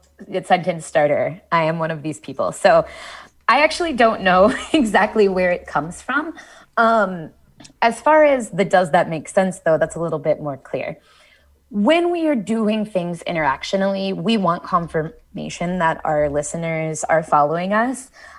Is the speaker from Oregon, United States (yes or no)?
no; Columbus, Ohio, United States; We say you all, where I'm from, I'm from Columbus, Ohio. You guys was really common when I was growing up.